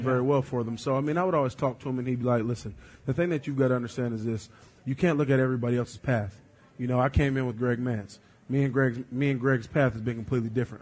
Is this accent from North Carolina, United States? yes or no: yes; North Carolina, United States; moved away; I'm from North Carolina, it's a basketball state.